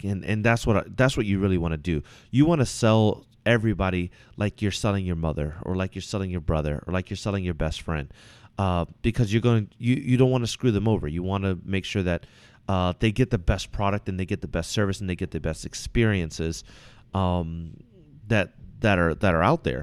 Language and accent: English; Virginia, United States; now in Washington, United States; I'm originally from Virginia.